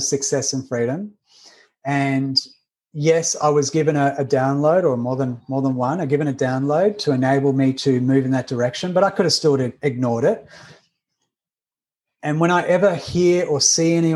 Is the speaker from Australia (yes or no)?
yes; Australia; accent: Australian; I'm Australian. You can hear the accent.